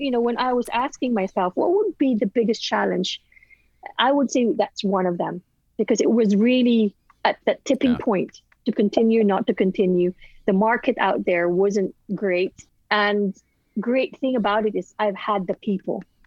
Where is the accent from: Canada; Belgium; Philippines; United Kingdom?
Philippines; I'm Filipina